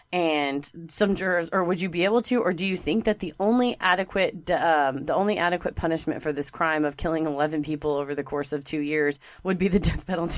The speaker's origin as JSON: {"language": "English", "region": "Texas", "country": "United States", "said": "And it's because we're from Texas."}